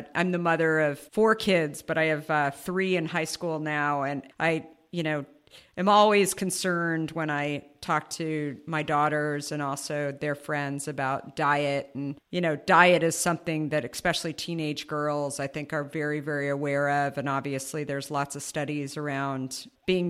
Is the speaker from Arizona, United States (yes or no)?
yes; Arizona, United States; also born or lived in New York; now in San Francisco, United States; I grew up in Arizona